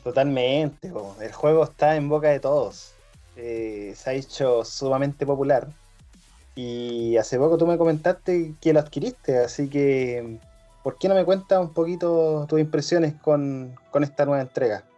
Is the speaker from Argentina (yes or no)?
no; Chile; somos chilenos, todos somos chilenos